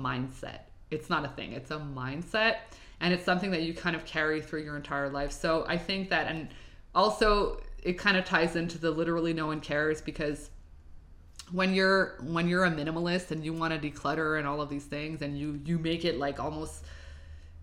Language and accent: English; Montreal, Quebec, Canada; I'm from Montreal. I'm filming in Montreal, Canada, you know, Quebec.